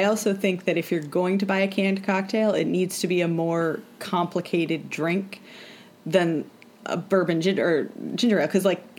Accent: Vermont, United States; born or raised there

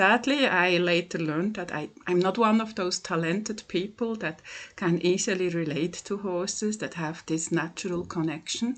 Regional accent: Switzerland; English is a second language; from Switzerland

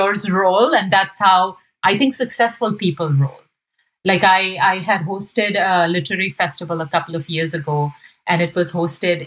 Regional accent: India; moved away as an adult; now in United States; my experiences growing up in India

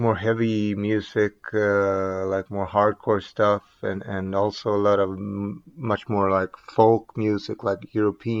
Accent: Gothenburg, Västra Götaland, Sweden; I grew up not far from here in a like a suburb, basically, to Gothenburg is where I grew up.

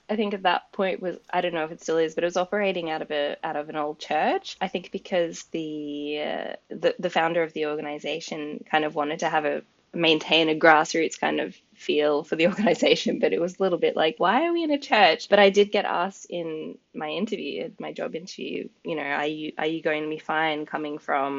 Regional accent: United Kingdom; But also, I'm a British citizen and I've always wanted to live over here.

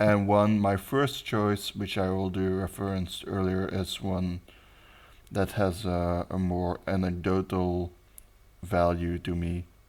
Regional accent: Belgium; English is a second language; I'm your host or co host from Belgium

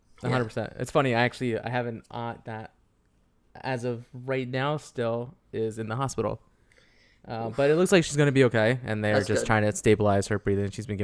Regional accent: New Jersey, United States; So, growing up in Jersey.

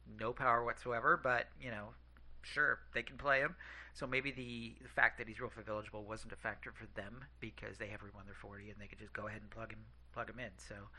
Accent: Fremont, California, United States; my hometown, Fremont, California.

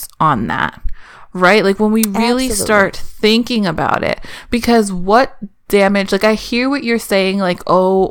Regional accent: East Coast, United States; I grew up in on the East Coast in the mid 90s.

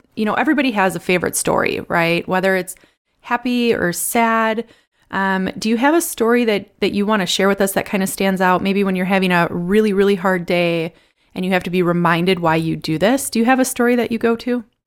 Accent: Milwaukee, Wisconsin, United States; I'm from Milwaukee

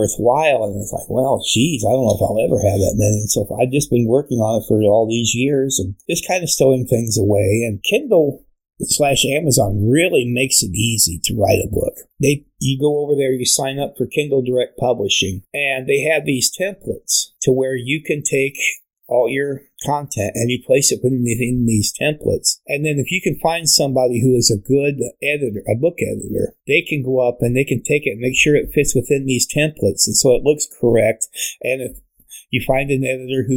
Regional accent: Fort Wayne, Indiana, United States; moved away; my hometown in Fort Wayne

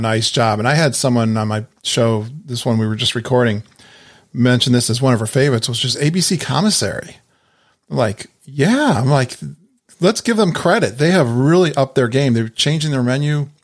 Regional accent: Connecticut, United States; I'm from Connecticut and New England. We've got some amazing lobster in my area

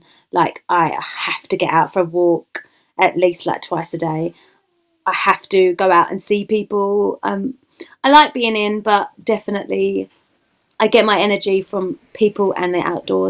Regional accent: London, United Kingdom; I'm from East London, Essex. So, a bit of gangster.

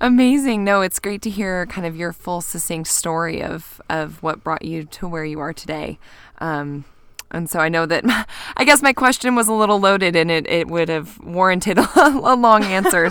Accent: Kansas, United States; now in Bend, United States; growing up in Kansas

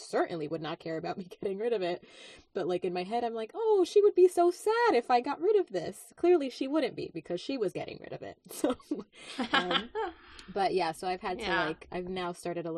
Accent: New York, United States; moved away; I grew up in New York

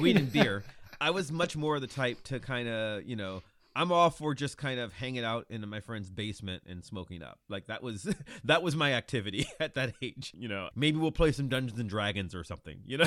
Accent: Lorain, Ohio, United States; I grew up in Lorain, Ohio, which is thirty minutes from Cleveland

